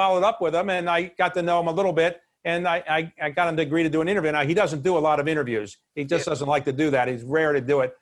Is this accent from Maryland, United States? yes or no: yes; Baltimore, Maryland, United States; we grew up in Baltimore